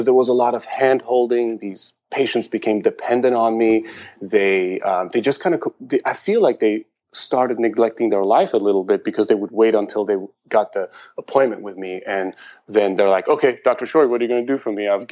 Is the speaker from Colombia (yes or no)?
no; Iran; also born or lived in Germany / San Diego, United States; now in Portland, United States; I was born in Iran, and I lived in Germany for a while